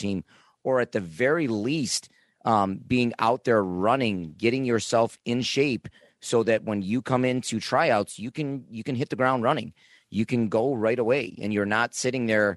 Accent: Niagara Falls, New York, United States; I myself came from Niagara Falls

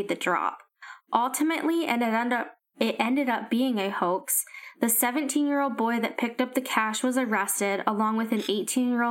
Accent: near Hershey, Pennsylvania, United States; I say Hershey because everyone knows, like, Hershey chocolate, even though I'm not from Hershey, but it's like the close enough reference.

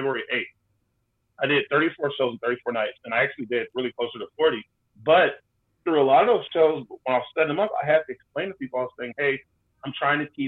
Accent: Austin, Texas, United States; The 512 in Austin, Texas. I am a native born Austinite

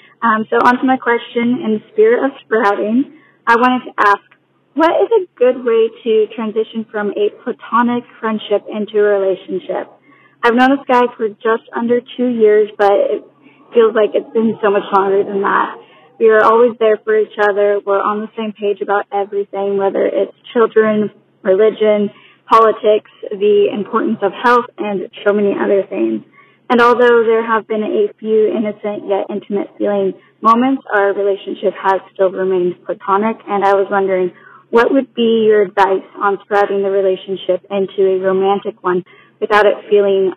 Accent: California, United States; I'm from California as well.

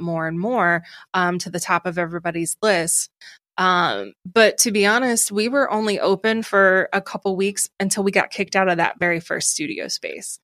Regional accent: Ohio, United States; accent: Ohio; moved away as an adult; also born or lived in Rochester, New York; now in New York City, United States; my Ohio accent

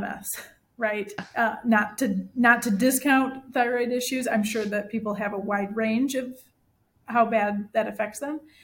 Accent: Michigan, United States; now in Central Illinois, United States; I grew up in Michigan, so Lake Michigan is gorgeous

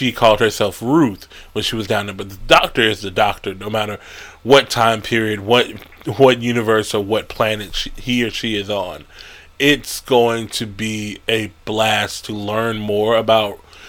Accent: United States; I'm African American

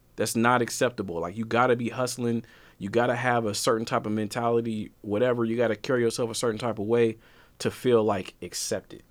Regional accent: Portland, Oregon, United States; I'm from Portland

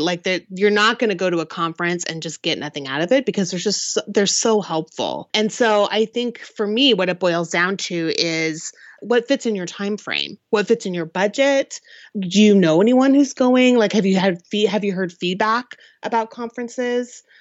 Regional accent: Seattle, Washington, United States; I am from the Seattle area

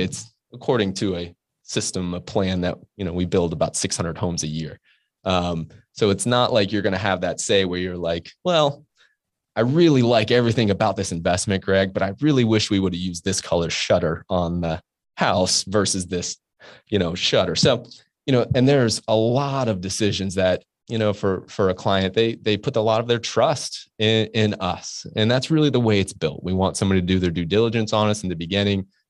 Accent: Orlando, Florida, United States; moved away as an adult; also born or lived in Pittsburgh; now in Jacksonville, United States; I grew up in Orlando and, uh, went to the University of Florida

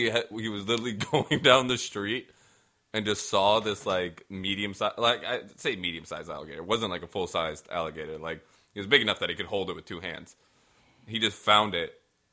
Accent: Virginia Beach, Virginia, United States; also born or lived in Portland / Florida; even though I'm a white boy, I grew up in Green Run.

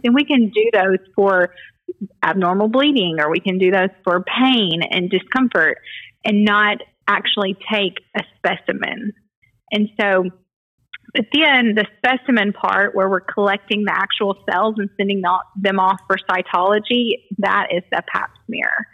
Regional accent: Dyersburg, Tennessee, United States; I'm from Dyersburg, was born and raised in Dyersburg

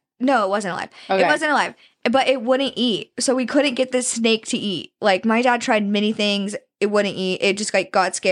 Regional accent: Pennsylvania, United States; I'm from Northwest Pennsylvania.

